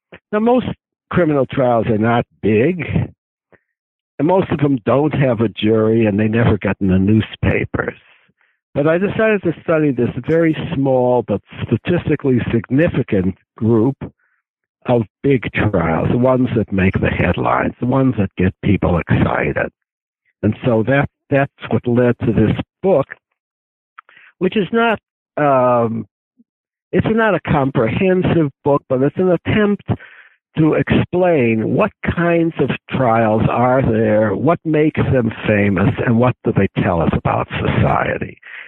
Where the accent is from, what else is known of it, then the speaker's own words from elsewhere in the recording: Chicago, Illinois, United States; born there; Well, I was born in Chicago, which I think is irrelevant, but it's a great city.